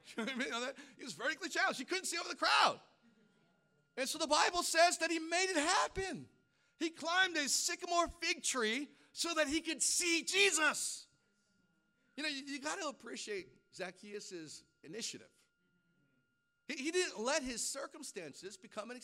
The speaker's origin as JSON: {"language": "English", "region": "Hawaii", "country": "United States", "tie": "born or raised there", "moved": "yes", "said": "I grew up in Hawaii."}